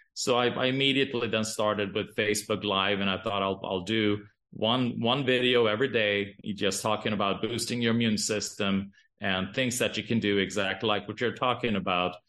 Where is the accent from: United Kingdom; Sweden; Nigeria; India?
Sweden; now in Boise, United States; I'm, I'm from Sweden